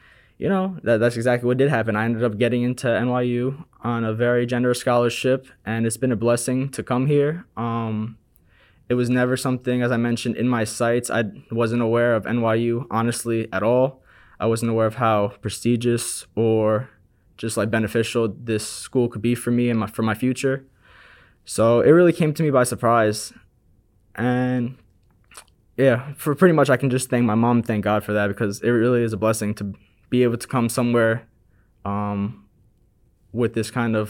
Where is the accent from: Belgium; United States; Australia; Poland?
United States; Long Island, New York; now in New York City, United States; Growing up in my hometown in Long Island